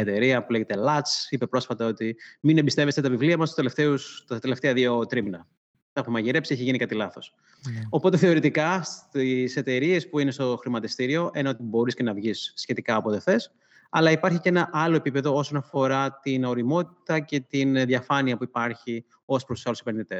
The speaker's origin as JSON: {"language": "Greek", "town": "Sparta", "region": "Peloponnese", "country": "Greece", "tie": "born or raised there", "also_born_or_lived": "Athens", "moved": "yes", "said": "μεγάλωσα σε Σπάρτη"}